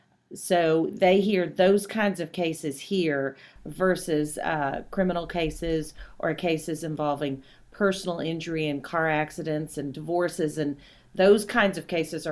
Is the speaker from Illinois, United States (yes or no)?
no; Kentucky, United States; So I'm from Kentucky originally, grew up in Kentucky.